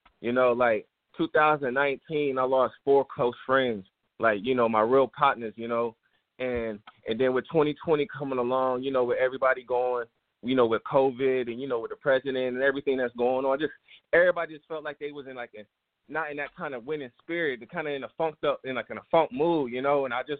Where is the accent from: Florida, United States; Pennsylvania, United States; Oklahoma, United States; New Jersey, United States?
Florida, United States; also born or lived in Bethlehem / Virginia; man. I'm from Panhandle, Florida, man. Fort Walton Beach, you know, Panama City, Pensacola, that whole 850.